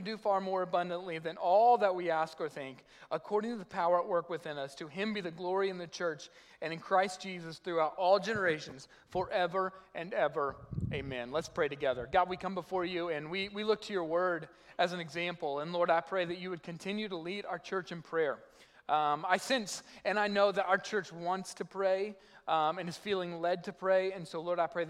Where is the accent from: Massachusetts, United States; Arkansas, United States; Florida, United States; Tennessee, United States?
Arkansas, United States; South; moved away; I'm from South Arkansas